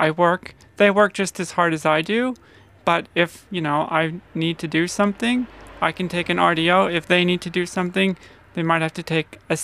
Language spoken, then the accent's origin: English; United States; now in Australia; I'm from America originally